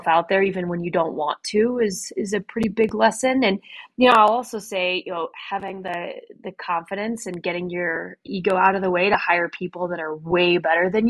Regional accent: Midwest, United States; moved away as an adult; now in Colorado, United States; I'm from the Midwest originally

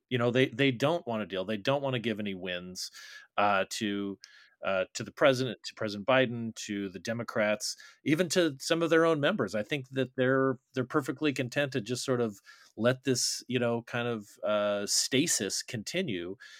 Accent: Arizona, United States; Arizona, my home state

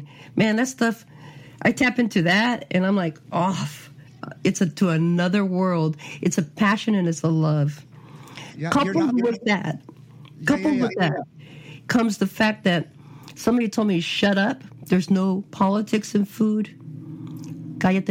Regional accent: California, United States; now in Phoenix, United States; I'm a Californian

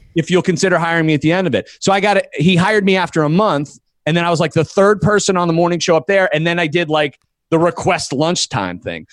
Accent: Erie, Pennsylvania, United States; I went back to Erie, Pennsylvania, my hometown

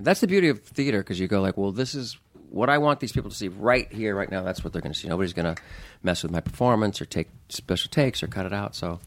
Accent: Anaheim, California, United States; I grew up right near Disneyland in, in, in Anaheim. I grew up in Orange County

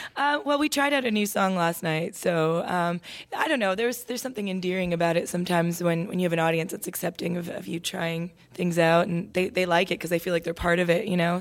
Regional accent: Toronto, Ontario, Canada; moved away as an adult; now in Nashville, United States; I was a daughter of two immigrant parents growing up in Toronto

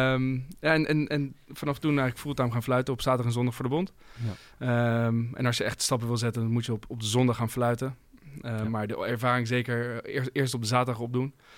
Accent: Voorburg, South Holland, Netherlands; moved away; ik kom oorspronkelijk uit Voorburg.

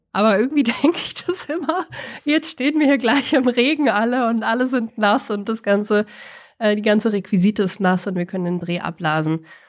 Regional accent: Bavaria, Germany; mir als Bayerin

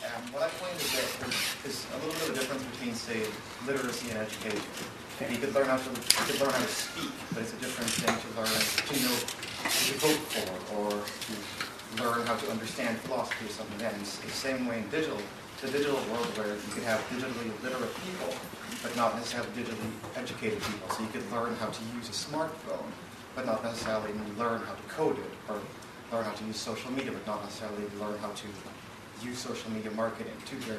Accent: Philippines; I grew up in the Philippines as a child

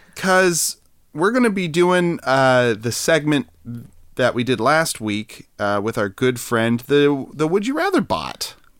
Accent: California, United States; I'm from California

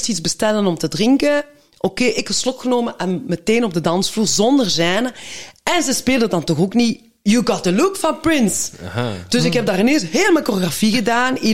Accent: Belgium; ik ben in België geboren. En papa is naar hier gekomen toen hij 18 was, eh, om in de mijnen te werken. En dan heeft hij mijn mama ontmoet een Genk.

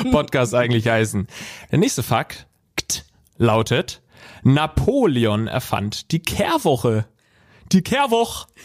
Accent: Sinsheim, Baden-Württemberg, Germany; Ich komme äh, aus Baden. Ich bin in Sinsheim geboren und das ist alles so ein bisschen an der Grenze zwischen Baden und Schwaben.

